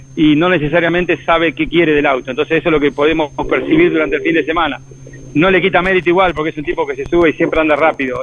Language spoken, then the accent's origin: Spanish; Argentina; now in United States; como argentino